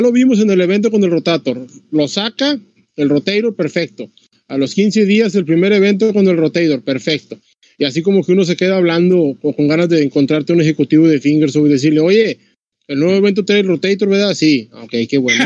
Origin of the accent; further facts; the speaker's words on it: Tamaulipas, Mexico; como decimos acá, Tamaulipas